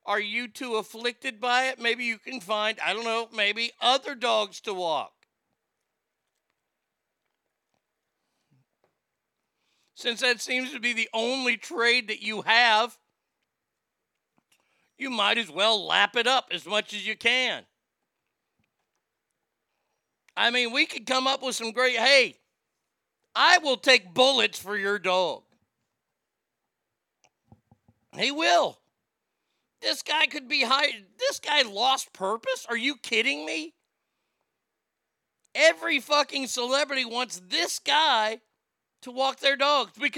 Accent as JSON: {"language": "English", "region": "Texas", "country": "United States", "said": "I'm from Texas"}